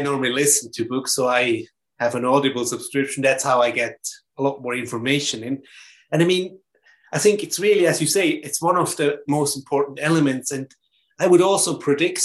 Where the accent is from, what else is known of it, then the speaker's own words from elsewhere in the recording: German-speaking part of Switzerland, German-speaking Switzerland, Switzerland; English is a second language; everything was German, obviously, because I come from German part of Switzerland, German-speaking part of Switzerland